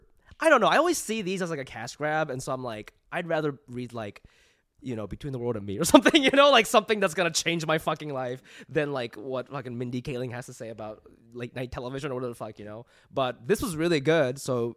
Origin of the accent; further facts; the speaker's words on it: Midwest, United States; But, like, I grew up in the Midwest, so I was, like, very insecure about that.